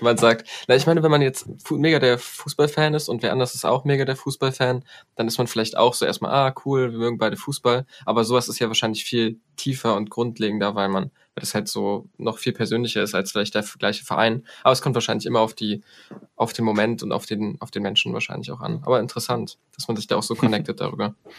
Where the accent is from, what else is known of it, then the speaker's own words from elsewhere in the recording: Poland; Also ich als Pole